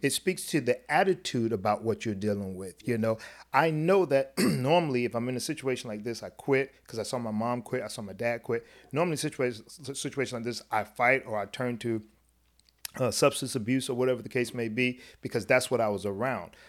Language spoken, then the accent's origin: English; South Florida, United States; the experience as a black kid growing up in South Florida